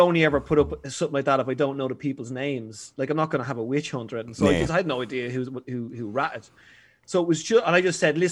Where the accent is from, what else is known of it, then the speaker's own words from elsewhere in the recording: Dublin, Leinster, Ireland; I'm from Ballinteer, and I spent most of my childhood up there.